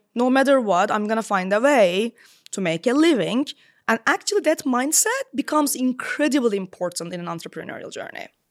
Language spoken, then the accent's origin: English; Istanbul, Turkey; moved away as an adult; now in London, United Kingdom; I was born in Istanbul and lived, uh, maybe like half of my life there